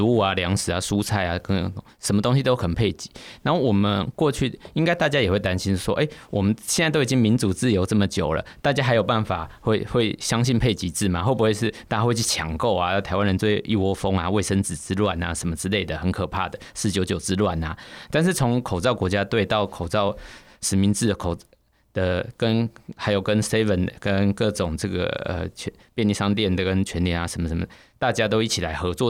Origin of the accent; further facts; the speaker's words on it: Taiwan; 我们作为台湾人